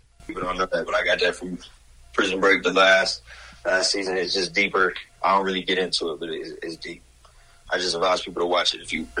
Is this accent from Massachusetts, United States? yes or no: yes; Boston, Massachusetts, United States; I came from Boston. It's cold right now. I love the weather out here.